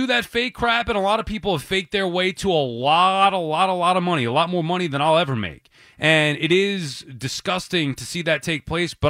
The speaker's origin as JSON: {"language": "English", "town": "New York City", "region": "New York", "country": "United States", "said": "I'm a New Yorker."}